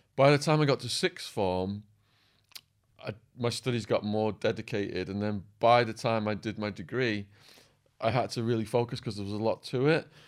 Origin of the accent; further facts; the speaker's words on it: Widnes, North West England, United Kingdom; moved away as an adult; also born or lived in United States; overlooking a quarry called Peck's Hill at the top of Widnes, my hometown.